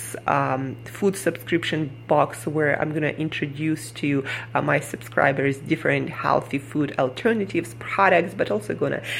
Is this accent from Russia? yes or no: yes; Siberia, Russia; moved away as an adult; now in New York City, United States; Where I come from, Siberia.